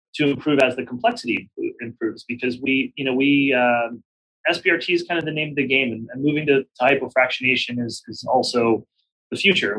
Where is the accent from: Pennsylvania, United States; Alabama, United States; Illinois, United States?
Pennsylvania, United States; Pittsburgh; moved away as an adult; also born or lived in Baltimore / New York City; Pittsburgh, which is my hometown